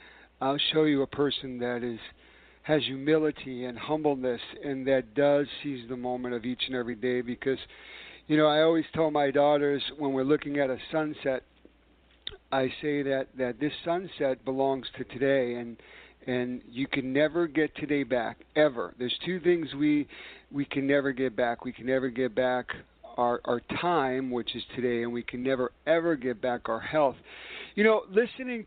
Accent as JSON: {"language": "English", "town": "New York City", "region": "New York", "country": "United States", "tie": "born or raised there", "said": "New York City, my hometown"}